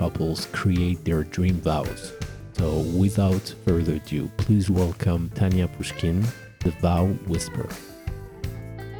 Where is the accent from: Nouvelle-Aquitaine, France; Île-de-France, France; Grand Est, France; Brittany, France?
Île-de-France, France; Paris; born or raised there